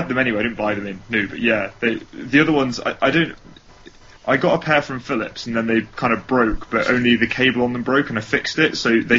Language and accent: English; United Kingdom; Yeah, but I'm British